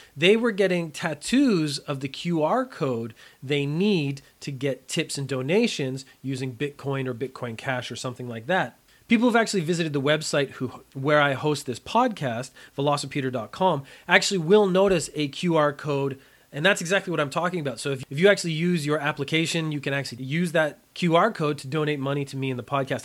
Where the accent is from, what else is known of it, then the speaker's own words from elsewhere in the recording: Canada; moved away as an adult; now in Japan; I am a Canadian. I grew up in a very mild climate in the summertime